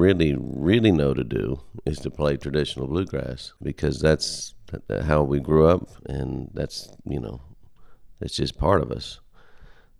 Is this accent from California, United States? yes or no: no; Pennsylvania, United States; moved away as an adult; also born or lived in Nashville; we're from Pennsylvania, and my dad had already had a band since 1966